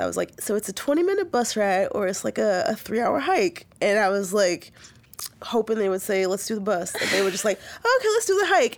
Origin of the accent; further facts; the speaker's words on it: Chicago, Illinois, United States; now in Portland, United States; I grew up in Chicago